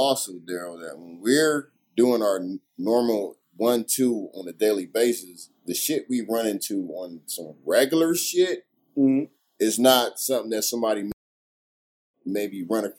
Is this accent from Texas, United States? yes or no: no; Akron, Ohio, United States; That's my home state. I'm from Northeast Ohio, which is Akron, Ohio.